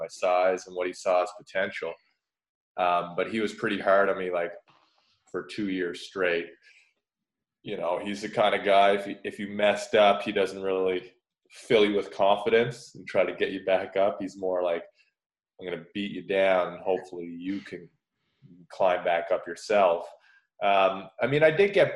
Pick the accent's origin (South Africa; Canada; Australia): Canada; moved away as an adult; also born or lived in Prince Edward Island; now in Cardiff, United Kingdom; I finally was traded to my hometown